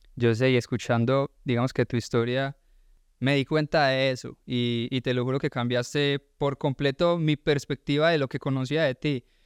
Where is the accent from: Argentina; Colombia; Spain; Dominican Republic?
Colombia; now in Georgia, United States